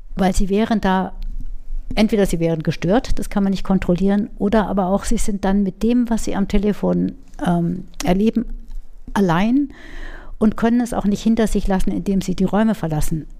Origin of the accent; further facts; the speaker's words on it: Munich, Bavaria, Germany; moved away as an adult; also born or lived in Würzburg; now in Schweinfurt, Germany; auch wenn man das mir nicht anhört, ich komme aus München, mhm. äh, bin am Rande von München aufgewachsen, in München in die Schule gegangen